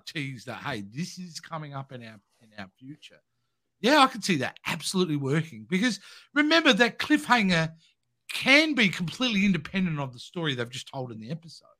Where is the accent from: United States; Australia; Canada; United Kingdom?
Australia; I'm Australian